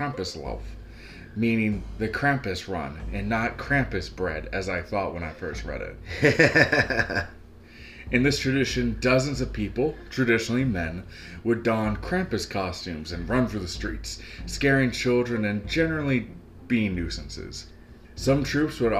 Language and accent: English; West Virginia, United States; we're from West Virginia